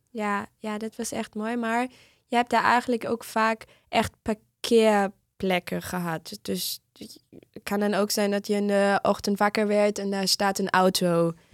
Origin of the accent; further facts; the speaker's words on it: Northern Germany, Germany; Dutch is a second language; moved away; ik kom uit Noord-Duitsland